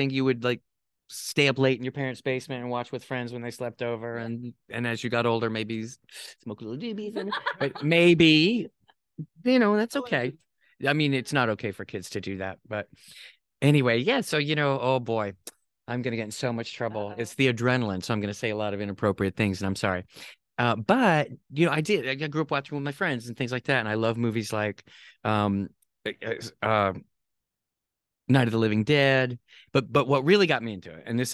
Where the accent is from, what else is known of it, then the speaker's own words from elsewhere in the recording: South Carolina, United States; also born or lived in Rock Hill / Columbia; I was raised in Rock Hill. I mean, I was born in North Carolina, but then we moved to Columbia.